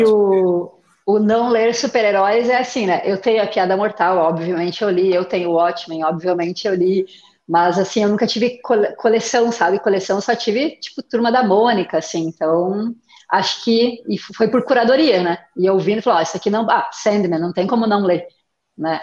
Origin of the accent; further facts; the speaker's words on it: Curitiba, Paraná, Brazil; eu sou aqui de Curitiba